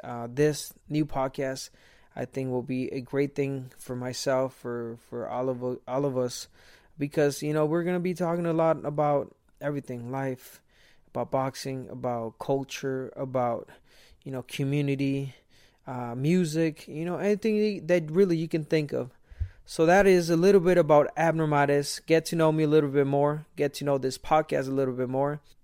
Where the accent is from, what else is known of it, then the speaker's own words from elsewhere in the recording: Guadalajara, Jalisco, Mexico; I was born in Guadalajara, Jalisco, Mexico